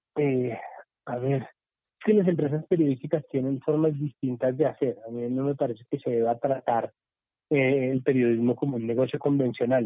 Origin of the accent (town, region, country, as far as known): Colombia